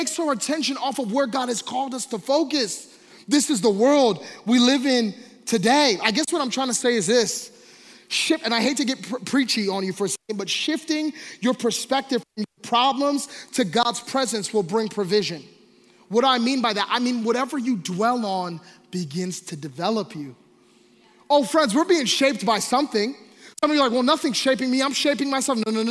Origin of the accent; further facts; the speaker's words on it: Philadelphia, Pennsylvania, United States; I grew up in Philadelphia